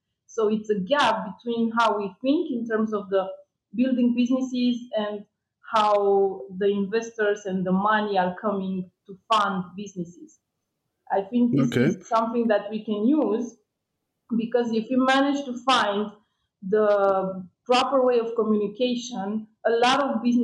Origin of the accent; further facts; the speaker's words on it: Romania; it was a minus sometimes to come from Romania